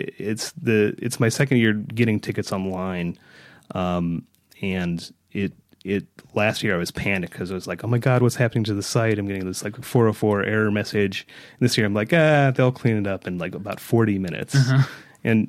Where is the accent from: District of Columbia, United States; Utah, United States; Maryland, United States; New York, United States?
Utah, United States; Park City; As I never get tired of telling people, I grew up in Park City. I'm a native Parkite.